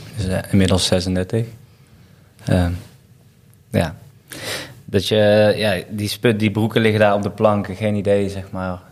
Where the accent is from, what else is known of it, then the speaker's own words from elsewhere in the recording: Waalwijk, North Brabant, Netherlands; Ik kom uit Waalwijk